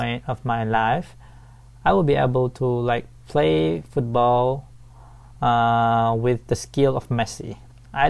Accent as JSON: {"language": "English", "town": "Sai Buri", "region": "Pattani", "country": "Thailand", "tie": "born or raised there", "second_language": "English", "said": "I was born and raised in Saibri, Pattani, Thailand."}